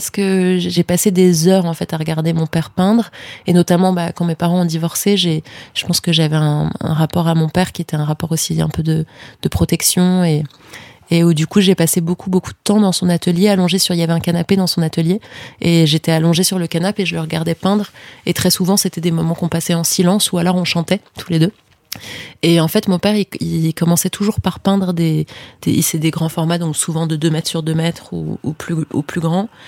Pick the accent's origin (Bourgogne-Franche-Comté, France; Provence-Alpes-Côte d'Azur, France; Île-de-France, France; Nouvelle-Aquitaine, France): Île-de-France, France; Paris; J'ai grandi à Paris